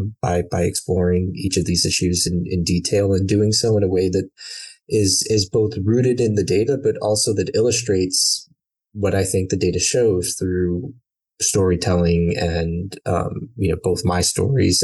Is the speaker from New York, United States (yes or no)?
yes; New York, United States; also born or lived in Brooklyn / Long Island; I am born and raised in New York, originally from Brooklyn, born in the mid-80s, so lived in Brooklyn through the end of the 80s into the mid-90s when my family decided to move out to Long Island